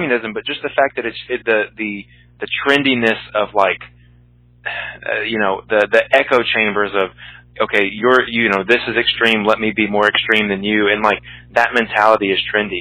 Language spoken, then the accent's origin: English; Southeast, United States; I'm from the Southeast